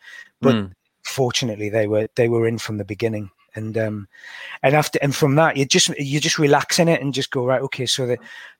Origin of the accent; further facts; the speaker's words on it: Washington, North East England, United Kingdom; accent: County Durham twang; So it's a sort of County Durham twang I have anyway.